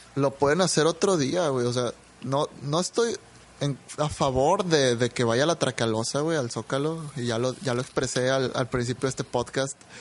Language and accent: Spanish; Mexico; somos mexicanos